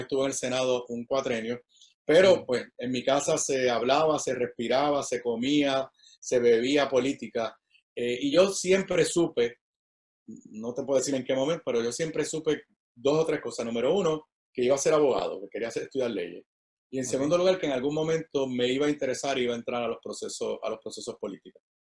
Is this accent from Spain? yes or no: no; San Juan, Puerto Rico; also born or lived in Washington, D.C.; yo soy nacido y criado aquí en, Río Piedra